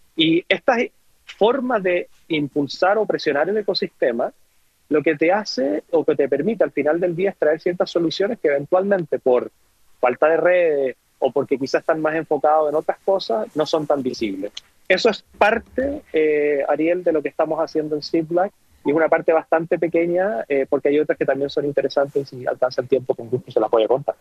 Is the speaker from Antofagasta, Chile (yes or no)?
yes; Antofagasta, Chile; moved away as an adult; hace muchos años que no voy a mi natal Antofagasta